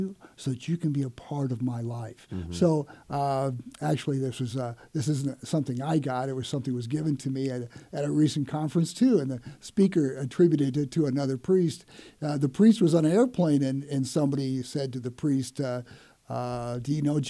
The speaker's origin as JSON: {"language": "English", "region": "Iowa", "country": "United States", "tie": "born or raised there", "also_born_or_lived": "Columbia, Missouri", "moved": "as an adult", "lives_now": "St. Louis, United States", "said": "I originally grew up in Iowa, a little small farm town, and moved to St. Louis in '82 after I got out of law school at Mizzou"}